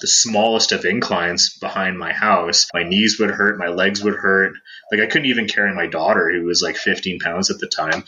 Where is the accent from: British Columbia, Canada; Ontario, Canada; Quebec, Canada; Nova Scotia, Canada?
Ontario, Canada; Toronto; Like, I came from Toronto, you know, I'm not a hiker.